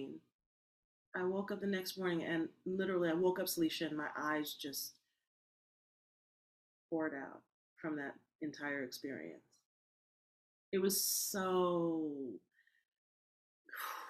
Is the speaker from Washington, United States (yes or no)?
no; Berkeley, California, United States; born in Berkeley